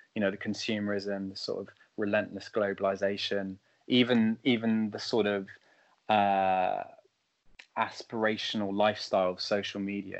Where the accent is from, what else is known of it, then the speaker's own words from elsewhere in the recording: France; now in London, United Kingdom; I grew up in France